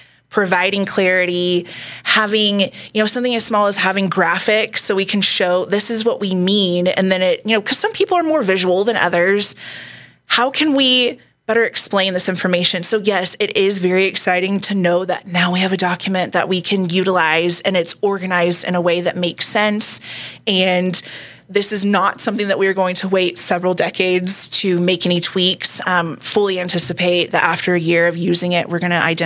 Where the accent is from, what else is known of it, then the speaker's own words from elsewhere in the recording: Texas, United States; moved away as an adult; now in Colorado Springs, United States; I'm from Texas.